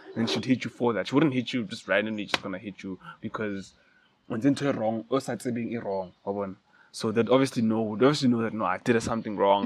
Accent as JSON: {"language": "English", "town": "Mahikeng", "region": "North West", "country": "South Africa", "tie": "born or raised there", "said": "when I was young, I grew up in Mafikeng, um, the northwest"}